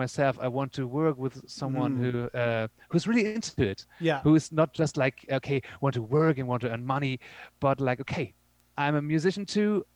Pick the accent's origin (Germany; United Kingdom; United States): Germany; also born or lived in Berlin; we're from Germany